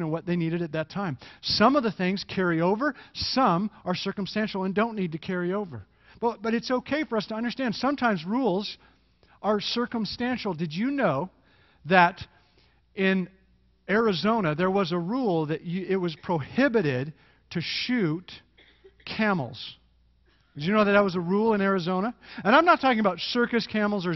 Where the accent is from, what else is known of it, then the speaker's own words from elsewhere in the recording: Canada; moved away; I am Canadian